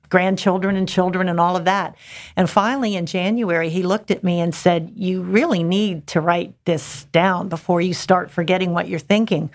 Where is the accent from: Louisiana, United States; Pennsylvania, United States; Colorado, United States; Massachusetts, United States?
Pennsylvania, United States; Pittsburgh; moved away as an adult; now in Hatteras, United States; I'm from the Pittsburgh, Pennsylvania area